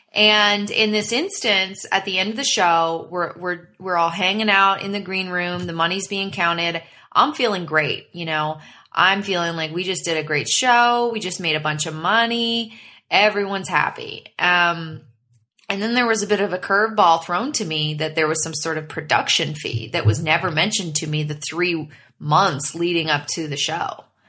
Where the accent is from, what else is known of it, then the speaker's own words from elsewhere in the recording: Canada; moved away; I took you to my hometown